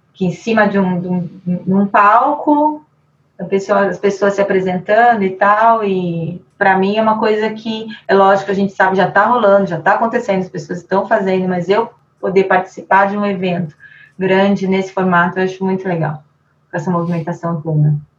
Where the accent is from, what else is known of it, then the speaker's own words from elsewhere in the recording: Brazil; falando como brasileira